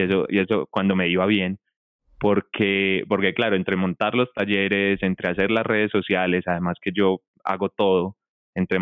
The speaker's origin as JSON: {"language": "Spanish", "country": "Colombia", "also_born_or_lived": "Medellín", "said": "yo soy de acá, yo soy de Colombia, yo vivo en Medellín, Colombia"}